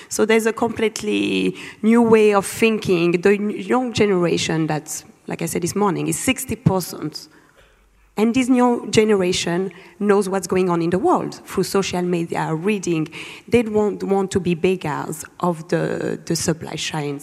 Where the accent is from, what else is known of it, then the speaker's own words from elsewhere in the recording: Lubumbashi, Haut-Katanga, DR Congo; moved away; I was born in Lubumbashi